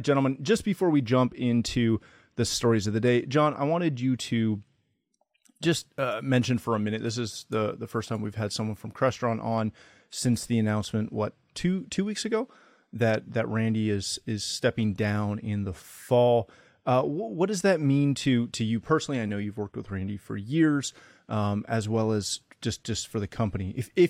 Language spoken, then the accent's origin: English; New York, United States; Dude, my accent is gone. I haven't been in New York in years